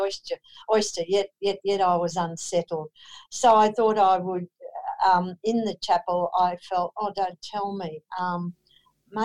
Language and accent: English; Queensland, Australia; also born or lived in Killarney, Queensland / Brisbane; I'm a Queenslander. So I was born in Killarney in Queensland, one of eight children. My dad was a policeman, so we had the wonderful joy of moving from country place to country place